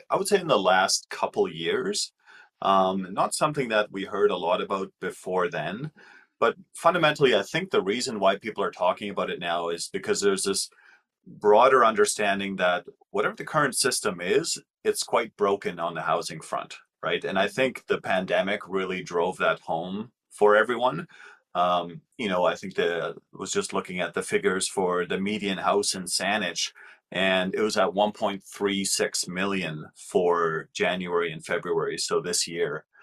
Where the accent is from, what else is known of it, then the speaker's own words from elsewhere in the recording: Germany; now in Canada; because I'm from Germany.